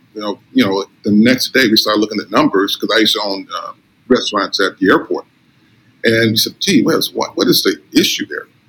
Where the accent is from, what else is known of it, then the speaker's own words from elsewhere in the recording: Inglewood, California, United States; moved away as an adult; now in Las Vegas, United States; I, I grew up in Los Angeles, California, and um, uh, Inglewood, California